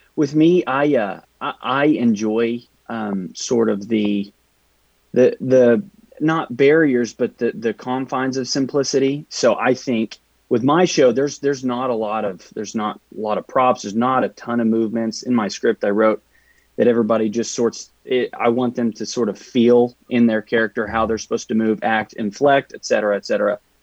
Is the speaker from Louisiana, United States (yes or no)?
no; Amarillo, Texas, United States; moved away as an adult; now in Oklahoma City, United States; I'm from Amarillo, Texas, but moved up here